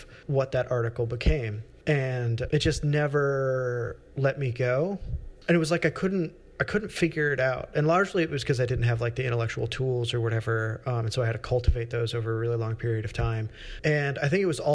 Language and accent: English; Illinois, United States; moved away as an adult; also born or lived in Bennington, Vermont / Chicago; I grew up in like what should be a pretty idyllic suburban experience in Illinois